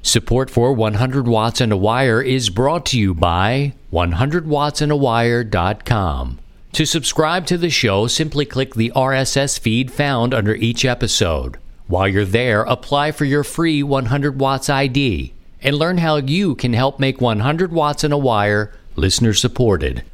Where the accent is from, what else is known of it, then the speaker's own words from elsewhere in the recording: Baltimore, Maryland, United States; moved away as an adult; also born or lived in Philadelphia; now in Missouri, United States; born and raised in Baltimore, and then up to Philadelphia, you know, for six years, and then out here in Missouri to the country